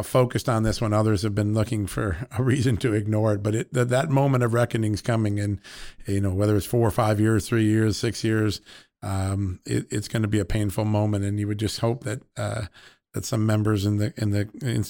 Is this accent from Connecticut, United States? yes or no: yes; Connecticut, United States; I grew up in Connecticut